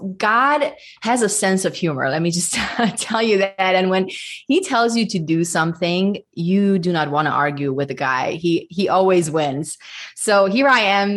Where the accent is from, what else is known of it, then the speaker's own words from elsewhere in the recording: Budapest, Hungary; moved away as an adult; now in Nashville, United States; I am ethnic Hungarian. I was raised in Budapest, Hungary. And my husband and I moved to the States in 2007. And currently, we live just outside of Nashville